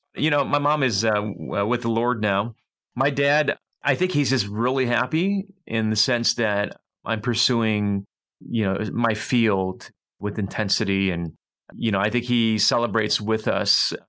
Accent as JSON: {"language": "English", "country": "United States", "tie": "born or raised there", "said": "I'm American born, I have a lot of 1.5 sensibilities"}